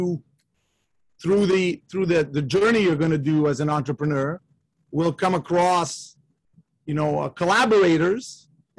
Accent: Canada; I'm the son of Italian immigrants. I was born in Canada, and I'm an only child

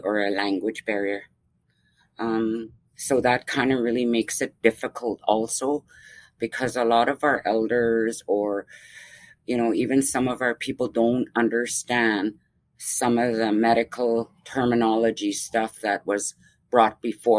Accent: Stellaquo, near Fraser Lake, BC, British Columbia, Canada; I've lived here the majority of my life

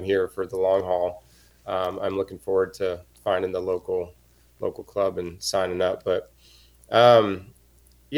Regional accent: Issaquah, Washington, United States; moved away as an adult; also born or lived in San Diego / Colorado / Portland / Los Angeles; born and raised in Issaquah

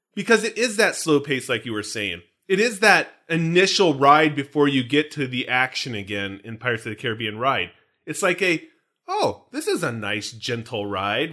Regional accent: California, United States; I'm a Californian.

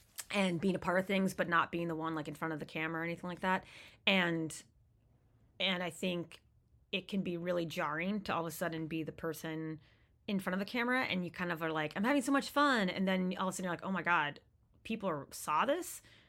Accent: East Coast, United States; And it was still so important to me growing up on the East Coast.

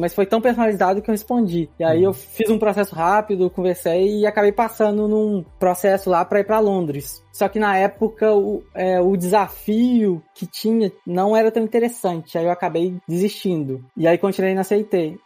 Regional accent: Belo Horizonte, Minas Gerais, Brazil; moved away as an adult; now in Estonia; Eu sou mineiro, de Belo Horizonte.

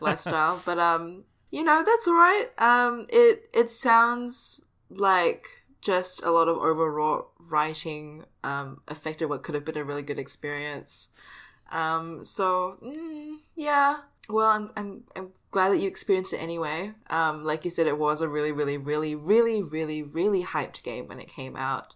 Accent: Singapore; my home country.

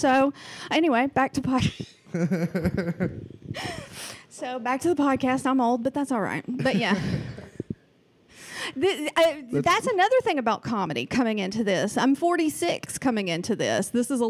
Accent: the South, United States; accent: Southern; now in Oregon, United States; I am from the South.

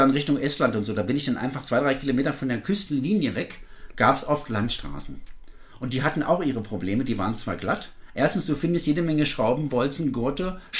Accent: East Germany, Germany; Russisch habe ich in der Schule gelernt, als Ossi lernt man ja Russisch

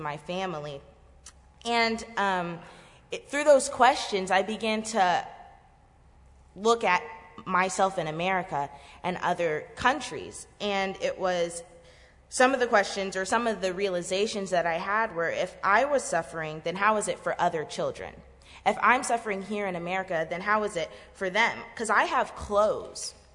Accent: Florida, United States; both my parents were born and raised in Haiti, and they came here in the 90s, and they had my siblings and I here in Florida.

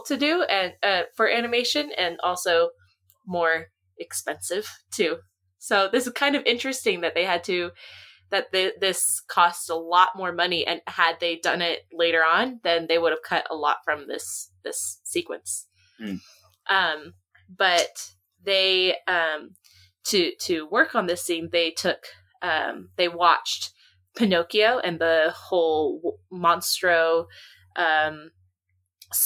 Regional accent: East Coast, United States; I grew up on the East Coast

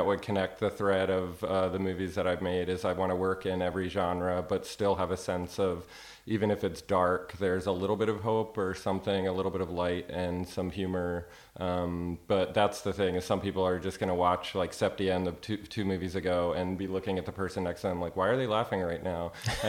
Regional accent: Ireland; now in Austin, United States; We wrapped last May, and I flew back to Ireland. I'm from Ireland back to Austin where I live

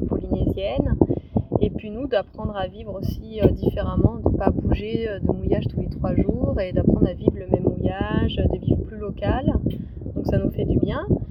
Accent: Lyon, Auvergne-Rhône-Alpes, France; moved away as an adult; je suis originaire de Lyon

